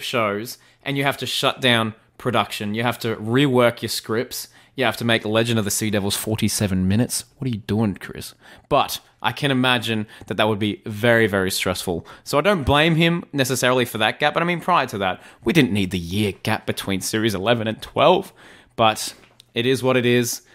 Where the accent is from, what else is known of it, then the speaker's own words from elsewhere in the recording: Australia; as an Aussie